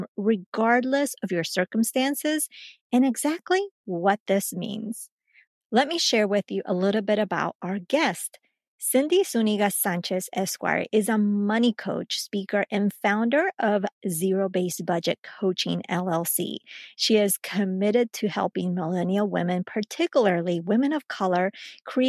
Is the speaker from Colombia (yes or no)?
yes; Colombia; now in United States; growing up in Colombia